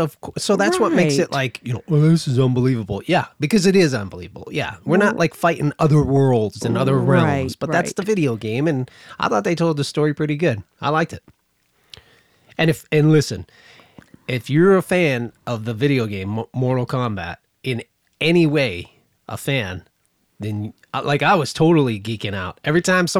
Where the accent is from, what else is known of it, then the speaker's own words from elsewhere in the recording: Pennsylvania, United States; Yeah, it's like I'm from the coal region.